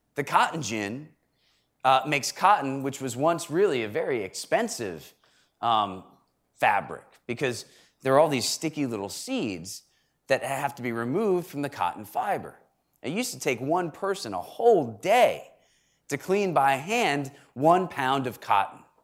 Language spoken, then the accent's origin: English; Connecticut, United States; Connecticut's charter, my home state